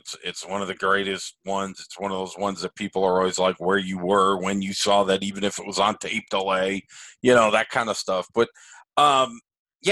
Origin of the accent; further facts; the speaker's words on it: New England, United States; moved away; growing up in New England